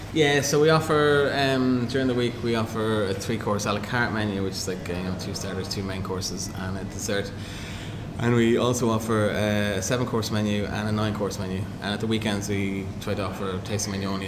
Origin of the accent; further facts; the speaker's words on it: Cavan, Ulster, Ireland; I grew up in Cavan